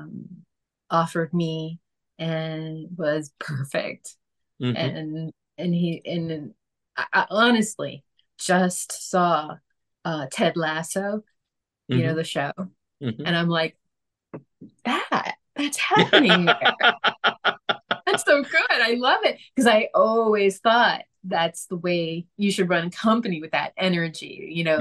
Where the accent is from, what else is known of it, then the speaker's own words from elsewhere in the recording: New York City, New York, United States; also born or lived in Michigan; I grew up in New York